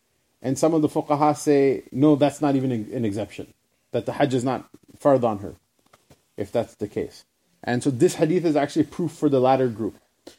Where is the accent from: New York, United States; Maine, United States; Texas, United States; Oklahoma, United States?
New York, United States; the teachings that our rabbi taught us, you know, when we were growing up in New York or whatever